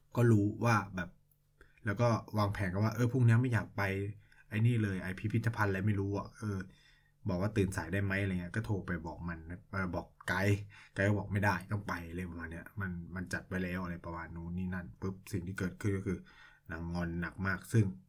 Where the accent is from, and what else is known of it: Thailand; moved away as an adult; now in China